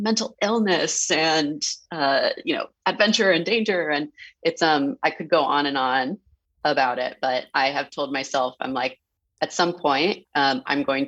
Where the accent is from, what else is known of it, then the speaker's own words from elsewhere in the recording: San Francisco, California, United States; I grew up in San Francisco